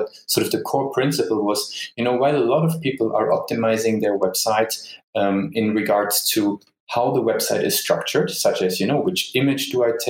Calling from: Düsseldorf, North Rhine-Westphalia, Germany; also born or lived in Dublin, Ireland; Actually, I'm sitting in a beautiful Düsseldorf, which is in Germany.

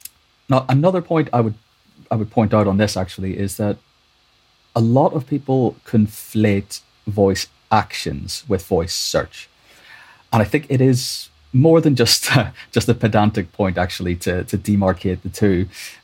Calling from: London, United Kingdom; In London, yeah.

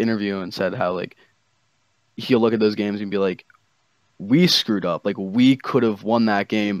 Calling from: New Jersey, United States; New Jersey, dude. New Jersey.

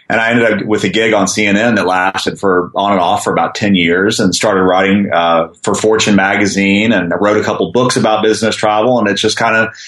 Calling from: San Francisco, California, United States; I'm uh, I'm from my home office in San Francisco

